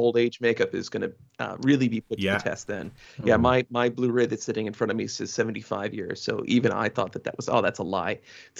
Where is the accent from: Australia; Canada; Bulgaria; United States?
United States; as an American that's lived through the past 5 years